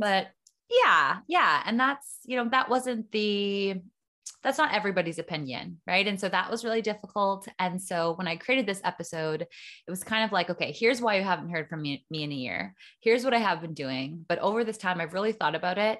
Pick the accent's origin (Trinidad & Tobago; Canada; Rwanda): Canada; small town four hours north of Toronto, Ontario; moved away as an adult; now in Costa Rica; I was born in a small town about four hours north of Toronto and lived in Canada basically my whole life